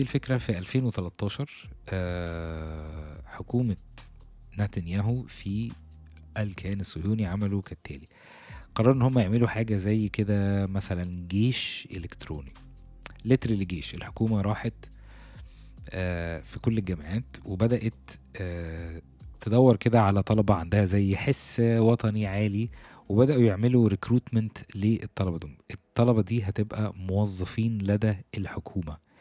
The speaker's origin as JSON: {"language": "Arabic", "country": "Egypt", "said": "احنا كمصريين"}